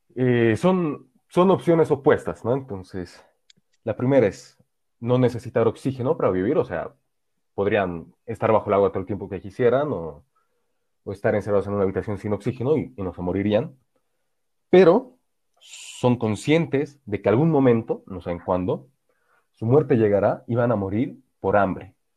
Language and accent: Spanish; Bolivia; also born or lived in Bavaria, Germany; me preguntaba de dónde era. Yo respondía de Bolivia